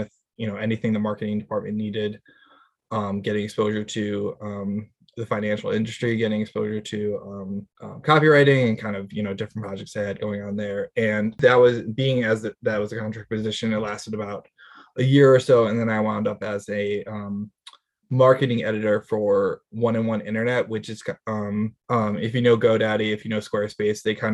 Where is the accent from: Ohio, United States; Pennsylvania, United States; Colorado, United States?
Pennsylvania, United States; Villanova; I grew up around Villanova